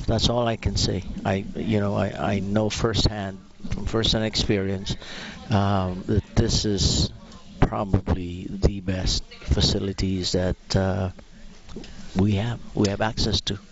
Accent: Philippines; now in Alberta, Canada; I'm originally from the Philippines

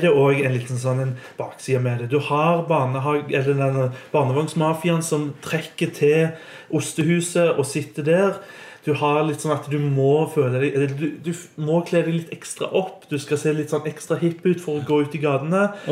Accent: Stavanger, Rogaland, Norway; Jeg har vokst opp og gått på Hetland, som er en skole som ligger litt utenfor bykjernen

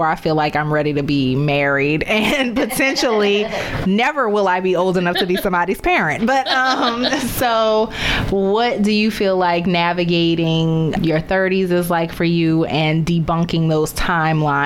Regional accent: New Orleans, Louisiana, United States; born or raised there; moved away as an adult; also born or lived in Baltimore / Chicago / Dallas

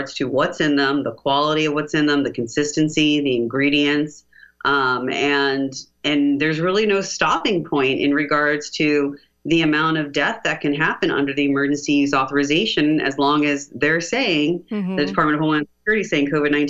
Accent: United States; as an American

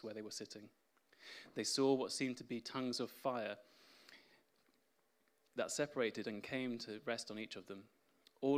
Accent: Spain; now in England; I was born in Spain, and I'm fluent in Spanish

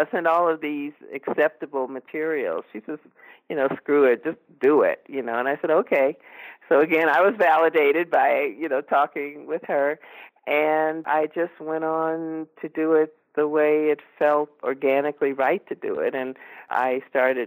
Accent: Los Angeles, California, United States; I was raised in Los Angeles

